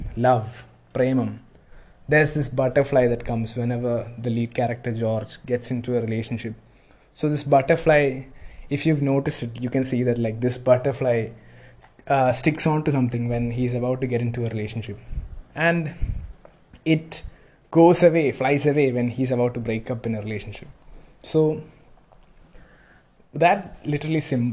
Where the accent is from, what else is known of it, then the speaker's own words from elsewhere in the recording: Kochi, Kerala, India; moved away; I'm from Kochi